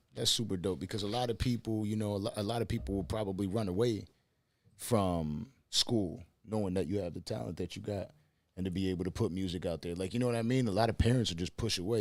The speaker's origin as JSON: {"language": "English", "town": "Buffalo", "region": "New York", "country": "United States", "moved": "as an adult", "lives_now": "Miami, United States", "said": "I'm from, I'm from Buffalo, New York"}